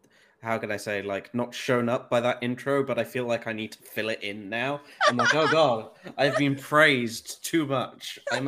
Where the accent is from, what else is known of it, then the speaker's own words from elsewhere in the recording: North West England, United Kingdom; I forgot to introduce I'm also from the UK and English. I don't sound it, but I'm from the Northwest.